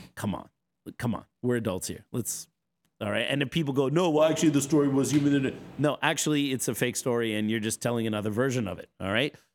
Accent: East Coast, United States; moved away as an adult; also born or lived in Seattle; people like me who are transplants, we grew up on the East Coast.

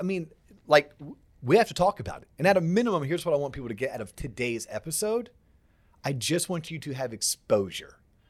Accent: Florida, United States; growing up in Florida. So from 1978 all the way through about 1999, I don't ever recall

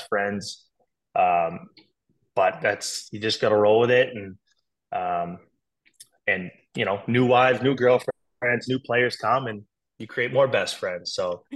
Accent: Boston, Massachusetts, United States; born or raised there

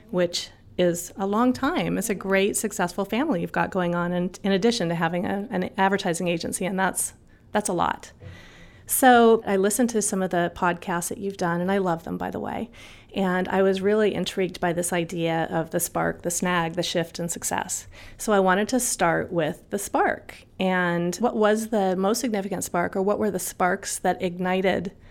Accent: Los Angeles, California, United States; I was born and raised in Los Angeles.

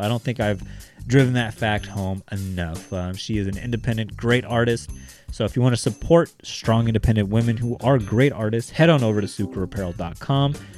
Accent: Bakersfield, California, United States; we're from Bakersfield. We've had several, uh, N F L quarterbacks, you know, come out of our backyard

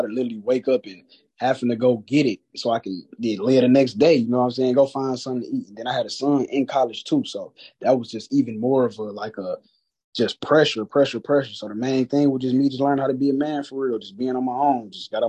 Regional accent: Detroit, Michigan, United States; And I'm coming from Detroit, you know what I'm saying?

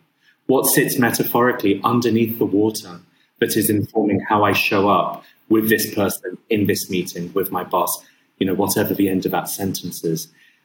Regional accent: Abu Dhabi, United Arab Emirates; my father's Syrian, my mum's English, I was born and raised in Abu Dhabi.

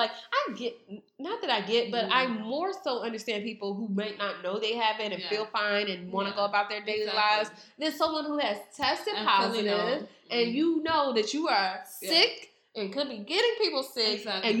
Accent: United States; I am appreciative of being an American

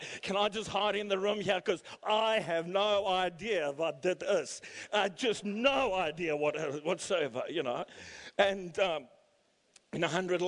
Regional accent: South Africa; now in Canberra, Australia; trying to teach us Afrikaans growing up in South Africa

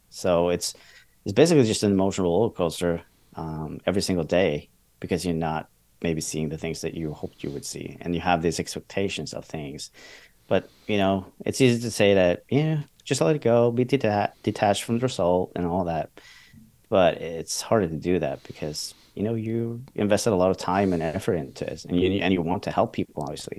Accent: Norway; I'm from Norway

